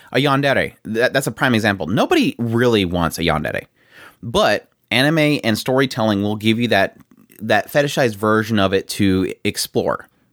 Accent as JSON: {"language": "English", "country": "United States", "tie": "born or raised there", "said": "growing up in the United States"}